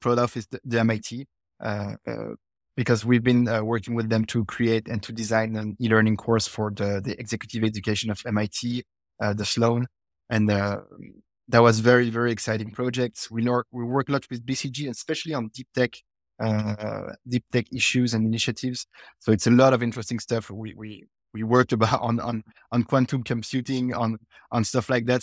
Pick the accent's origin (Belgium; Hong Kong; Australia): Belgium; also born or lived in United States